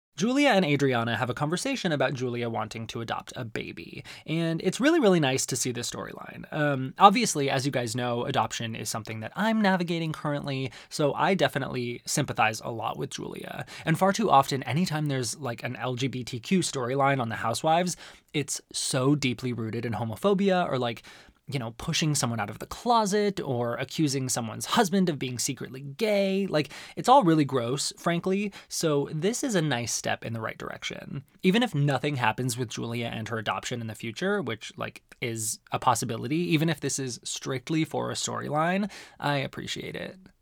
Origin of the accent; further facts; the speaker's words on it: Arizona, United States; One of the best things about growing up in Arizona is that there's incredible Mexican food